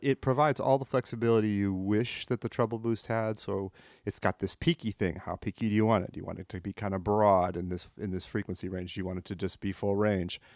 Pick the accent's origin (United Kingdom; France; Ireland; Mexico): France; moved away; I grew up in France. I came here a long time ago.